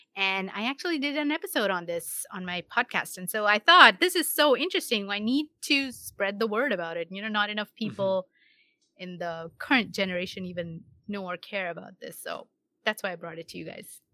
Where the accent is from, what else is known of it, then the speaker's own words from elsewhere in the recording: India; moved away as an adult; now in United States; I'm born and brought up in India, and then I got married and moved here around 13 or so years ago. When I say here, I mean the US